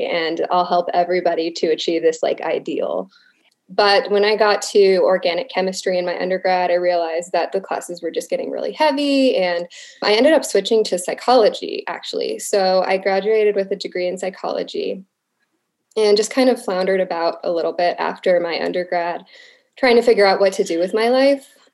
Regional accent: Arizona, United States; I'm from Arizona. So like I'm surrounded by mountains.

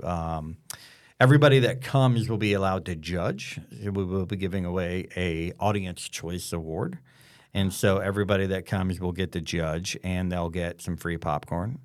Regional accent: the South, United States; growing up in the South, surrounded by Northerners

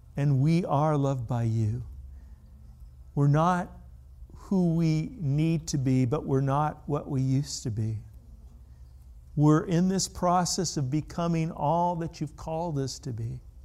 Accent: California, United States; I grew up in California

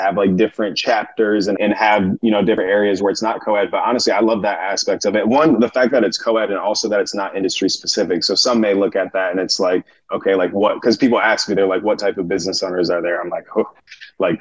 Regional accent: Michigan, United States; now in Arizona, United States; I'm originally from Michigan out here in Arizona now

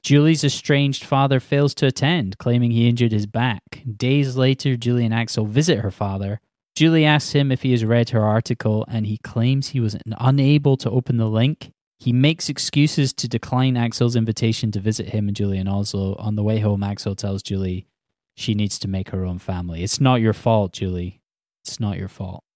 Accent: Scotland, United Kingdom; I'm Scottish

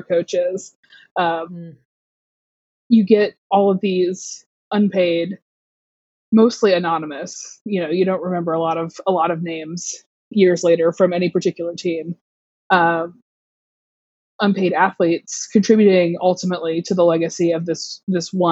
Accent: Southeast, United States; I am from the Southeast. I went to University of Georgia. My dad went to University of Georgia. I was raised a college football fan

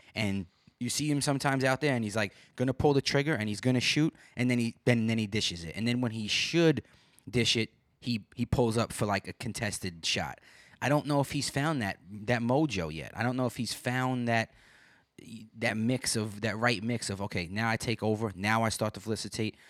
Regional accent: New York City, New York, United States; now in Binghamton, United States; I'm from Brooklyn. I was born and raised there

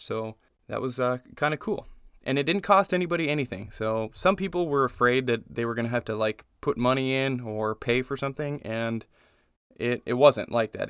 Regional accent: Las Vegas, Nevada, United States; moved away as an adult; now in Indiana, United States; We're from Vegas. I lived in Vegas for twenty years almost.

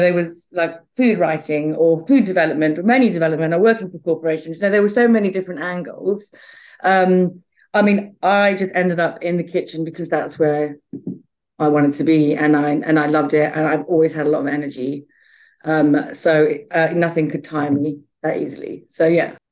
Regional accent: Botswana; moved away; also born or lived in Zambia; I was born in Zambia uh, and I grew up in Botswana

